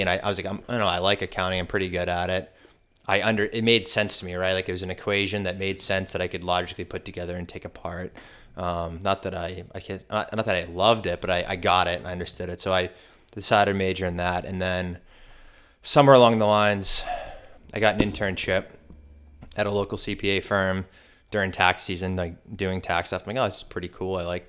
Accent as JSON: {"language": "English", "town": "Canton", "country": "United States", "said": "From Canton."}